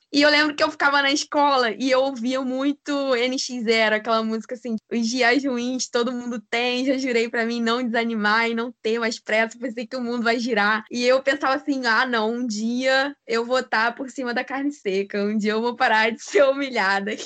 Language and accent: Portuguese; Macaé, Rio de Janeiro, Brazil; eu sou de Macaé, no interior do Rio